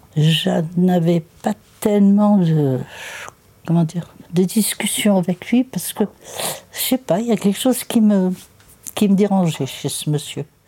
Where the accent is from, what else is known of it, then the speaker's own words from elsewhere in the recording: Limoges, Nouvelle-Aquitaine, France; moved away as an adult; now in Châteauponsac, France; Je suis née à Limoges. Je vivais dans la cité du Vigenal.